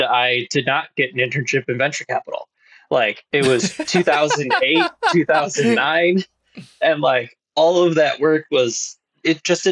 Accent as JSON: {"language": "English", "town": "Grosse Pointe", "region": "Michigan", "country": "United States", "tie": "born or raised there", "said": "I grew up in Grosse Pointe, which is an old money suburb of the Detroit area"}